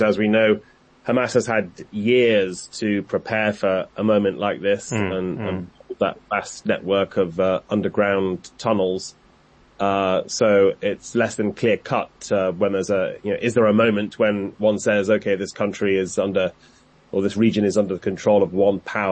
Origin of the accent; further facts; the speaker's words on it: United Kingdom; now in Washington, United States; I say this as a Brit